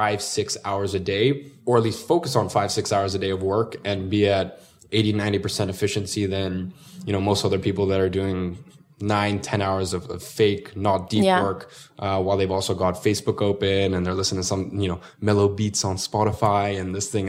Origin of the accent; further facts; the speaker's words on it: Russia; now in London, United Kingdom; No, originally from Russia. Have you ever seen Borat?